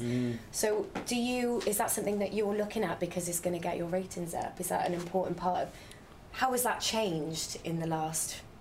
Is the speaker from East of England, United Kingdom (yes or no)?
no; Wales, United Kingdom; we're all Welsh